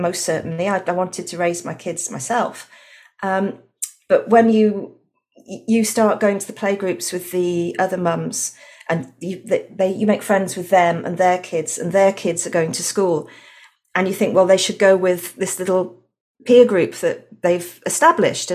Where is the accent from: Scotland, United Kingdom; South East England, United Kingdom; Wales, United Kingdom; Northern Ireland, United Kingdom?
Wales, United Kingdom; also born or lived in London; now in Australia; I'm actually from Wales originally.